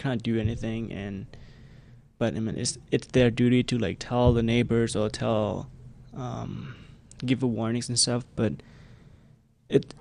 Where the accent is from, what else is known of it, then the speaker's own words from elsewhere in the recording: Cambodia; English is a second language; at a very young age, my parents divorced, and then it was very hard because we are coming from the Khmer Rouge regime